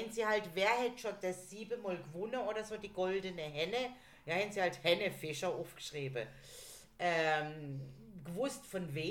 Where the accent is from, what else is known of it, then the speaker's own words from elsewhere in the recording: Berlin, Germany; Ich, so, ich komme aus Berlin so ungefähr.